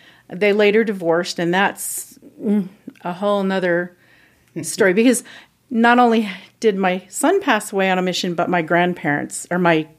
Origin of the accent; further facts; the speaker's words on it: Mansfield, Ohio, United States; I am from Mansfield, Ohio.